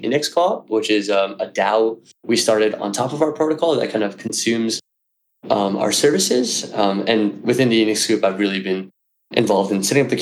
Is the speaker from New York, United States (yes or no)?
yes; New York City, New York, United States; I'm from New York City.